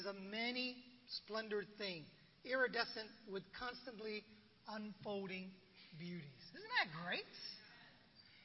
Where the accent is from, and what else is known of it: San Francisco, California, United States; born or raised there; also born or lived in Vietnam